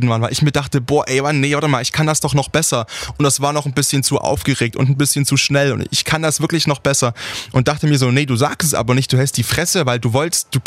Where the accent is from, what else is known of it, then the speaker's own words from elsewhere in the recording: Saxony, Germany; wenn mich jemand fragt, wo ich herkomme und ich sage, ich komme aus Sachsen, dass mir dann entgegengebracht wird. Krass, hört man gar nicht